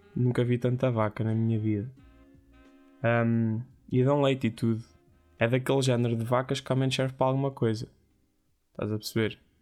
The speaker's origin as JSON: {"language": "Portuguese", "town": "Ourém", "region": "Santarém District", "country": "Portugal", "tie": "born or raised there", "said": "é de Orém, é da minha terra"}